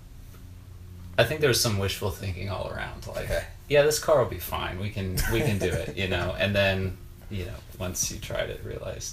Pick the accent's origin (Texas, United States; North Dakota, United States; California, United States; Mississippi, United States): Texas, United States; Dallas; moved away as an adult; also born or lived in Austin, Texas; now in Los Angeles, United States; I grew up in Dallas